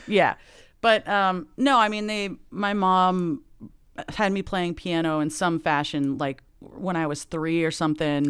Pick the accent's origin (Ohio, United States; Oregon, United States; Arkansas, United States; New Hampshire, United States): Oregon, United States; Lake Oswego; also born or lived in Los Angeles, California; I grew up, I was born in L A, actually, and then, um, right before my sixth birthday, we moved to Lake Oswego, Oregon